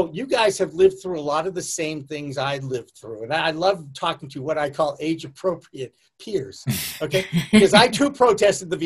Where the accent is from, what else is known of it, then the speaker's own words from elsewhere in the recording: Massachusetts, United States; I'm from Massachusetts